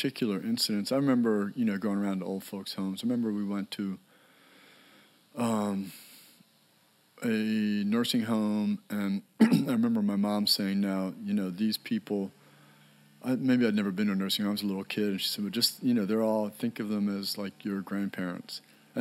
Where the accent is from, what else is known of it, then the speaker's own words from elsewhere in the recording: Annapolis, Maryland, United States; I grew up in Annapolis, Maryland, at the time a pretty small town